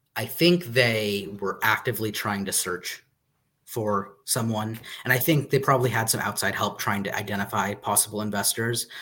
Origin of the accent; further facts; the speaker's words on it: United States; I'm an American